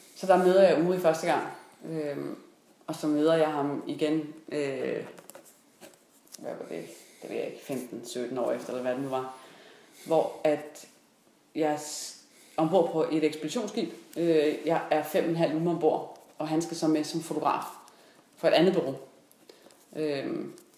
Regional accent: Denmark

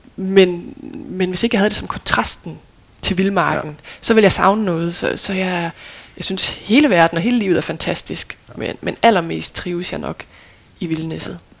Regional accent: Lemvig, Central Denmark Region, Denmark; moved away; also born or lived in Aarhus; jeg er født i Aarhus og boede der indtil jeg var fire, men ja. så flyttede vi til Lemvi, så jeg føler mig som vestjyde ja. og som lemvier

